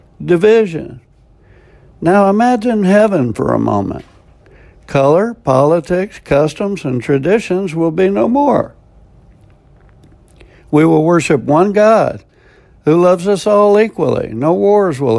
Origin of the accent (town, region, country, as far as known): United States; also born or lived in South Florida